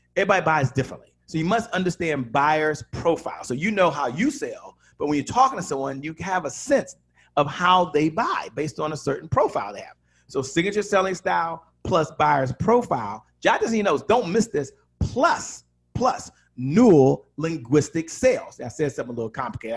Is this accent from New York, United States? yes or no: no; Washington, District of Columbia, United States; I'm from Washington, D.C.